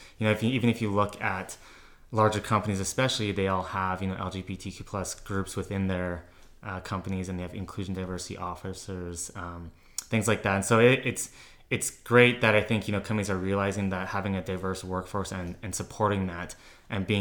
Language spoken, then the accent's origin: English; Calgary, Alberta, Canada; born and raised in Calgary.